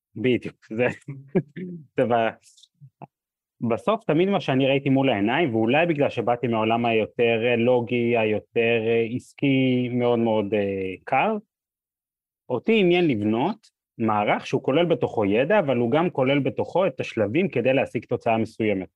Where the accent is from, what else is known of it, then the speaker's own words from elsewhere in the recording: Or Yehuda, Central District, Israel; אני גדלתי ב, בפריפריה, באור יהודה, עיר מאוד מאוד נחמדה